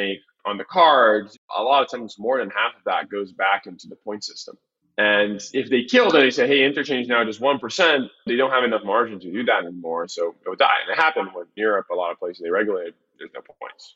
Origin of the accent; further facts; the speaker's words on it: Brazil; moved away; I come from Brazil